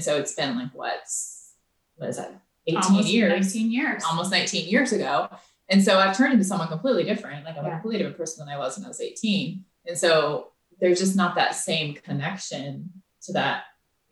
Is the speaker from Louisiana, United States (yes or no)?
no; Florida, United States; moved away; we grew up in Florida.